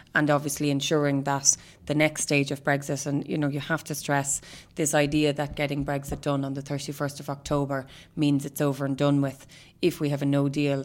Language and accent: English; Ireland; I'm Irish